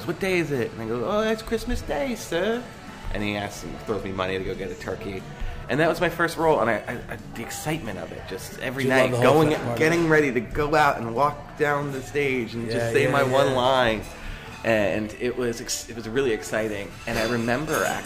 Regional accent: Glen Rock, New Jersey, United States; I grew up in Glen Rock, right next to Hawthorne

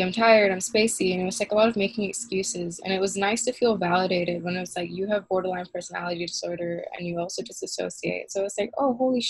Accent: Malaysia; growing up in Malaysia

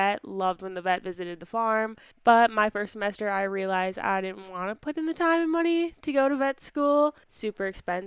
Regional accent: Dodge County, Wisconsin, United States; I grew up in Dodge County, Wisconsin, on my family's 70-cow dairy farm

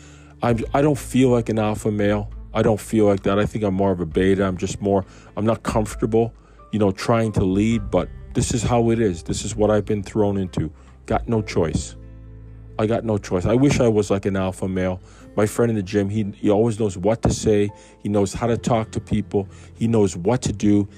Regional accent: Canada; I'm a Canadian.

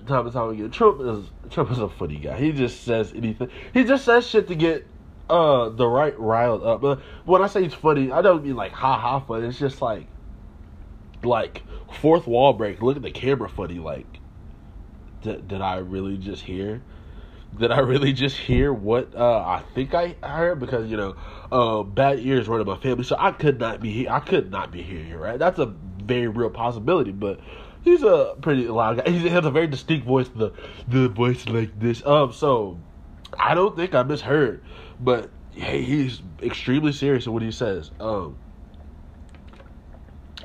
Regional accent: United States; being an American

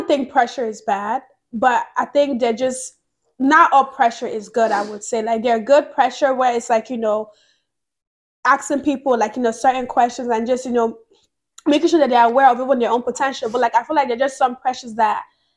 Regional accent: Nigeria; moved away; growing up in Nigeria, because I grew up in Nigeria

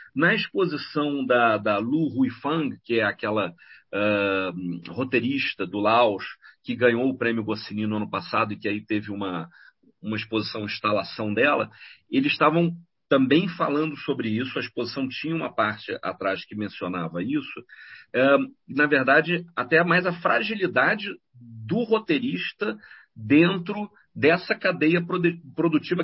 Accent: Brazil; now in Europe; eu sou do Brasil

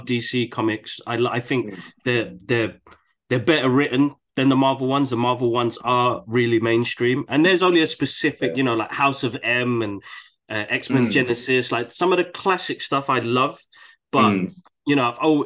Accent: London, United Kingdom; growing up in the UK, I mean, born and raised in Tottenham

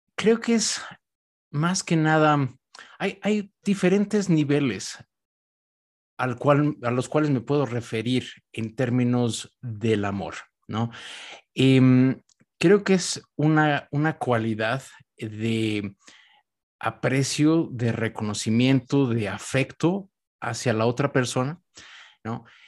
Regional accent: Mexico; yo soy mexicano

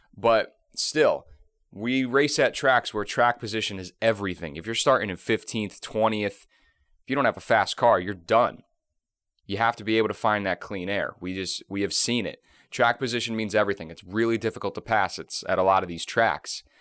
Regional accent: Northeast, United States; I'm from the Northeast

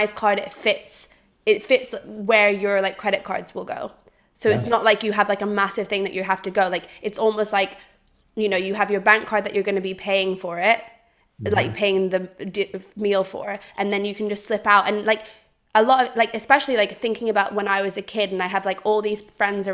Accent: Switzerland; moved away; I grew up in Switzerland

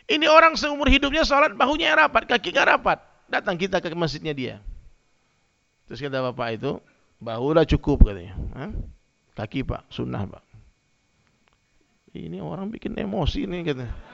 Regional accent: West Sumatra, Indonesia; Saya orang Minang, orang Padang itu rata-rata Muhammadiyah semua, Bang. Dari kecil kita begitu.

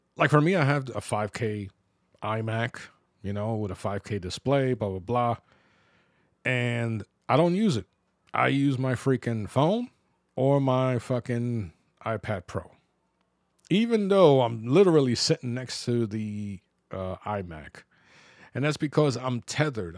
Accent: New York City, New York, United States; growing up in the Bronx

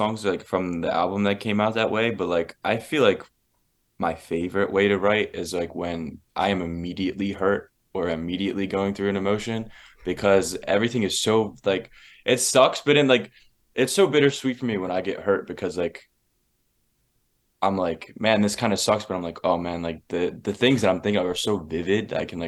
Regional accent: Philadelphia, Pennsylvania, United States; I grew up there in Philly

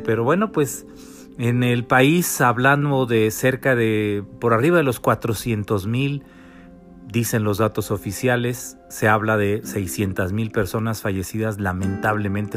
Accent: Mexico; los mexicanos

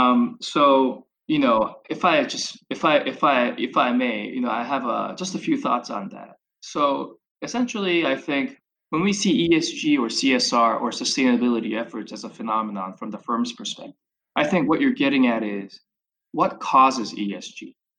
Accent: Chicago, Illinois, United States; So obviously, me sort of growing up in Chicago, even from an undergrad for my undergraduate, et cetera

